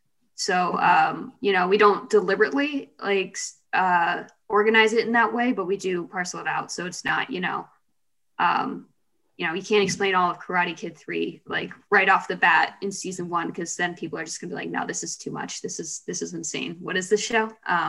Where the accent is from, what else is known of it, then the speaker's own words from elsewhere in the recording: Cocoa Beach, Florida, United States; Cocoa Beach, kind of near Orlando.